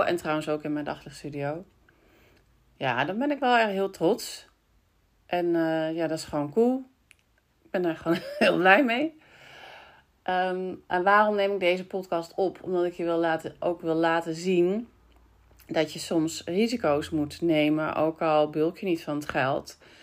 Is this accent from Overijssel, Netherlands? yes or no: no; Breukelen, Utrecht, Netherlands; ik ook uit Breukelen kwam. En dat ik met mijn moeder altijd plantjes kocht vroeger bij jullie